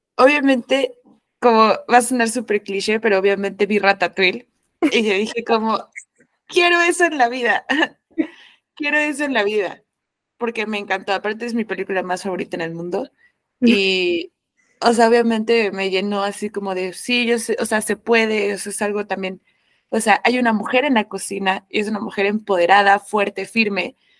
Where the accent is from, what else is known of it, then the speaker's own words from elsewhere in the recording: Mexico; como mexicana